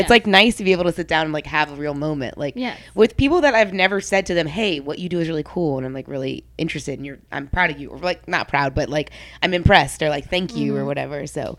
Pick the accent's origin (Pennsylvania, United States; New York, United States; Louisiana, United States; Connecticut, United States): Louisiana, United States; New Orleans; And then my dad is third generation, so I'm fourth generation in New Orleans, and specifically Gentilly